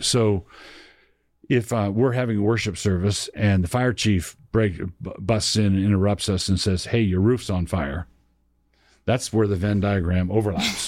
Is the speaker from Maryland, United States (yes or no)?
yes; Annapolis, Maryland, United States; I grew up in Annapolis, Maryland. That was my hometown